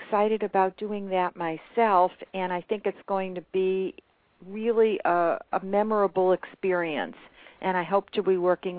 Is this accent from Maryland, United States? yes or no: no; Boston area, Massachusetts, United States; I grew up on the East Coast in the Boston area